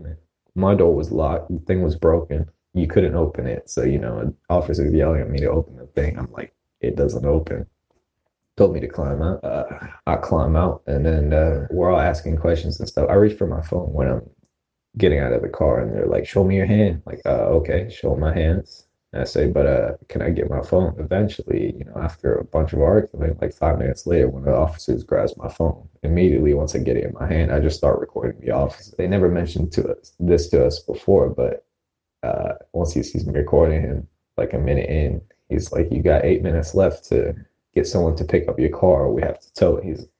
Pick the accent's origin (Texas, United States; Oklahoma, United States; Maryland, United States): Maryland, United States